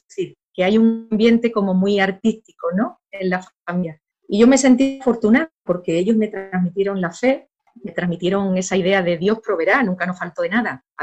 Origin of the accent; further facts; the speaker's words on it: San Fernando, Andalusia, Spain; yo soy de San Fernando, de Cádiz, del sur de España, muy cerquita ya África, la zona de más luz de Europa.